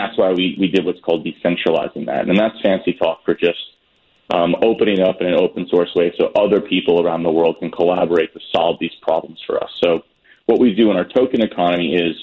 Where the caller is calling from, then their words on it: New York City, New York, United States; New York City.